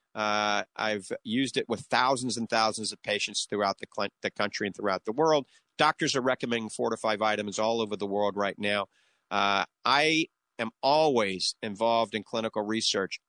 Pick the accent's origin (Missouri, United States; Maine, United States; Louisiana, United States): Louisiana, United States; New Orleans; accent: coonass (Cajun); now in The Villages, United States; that's my little bit of my coon ass accent. I guarantee you, I grew up in New Orleans